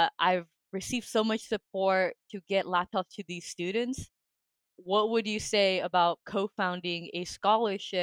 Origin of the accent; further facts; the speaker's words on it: Albuquerque, New Mexico, United States; moved away as an adult; also born or lived in Massachusetts; now in Denmark; my hometown in Albuquerque, New Mexico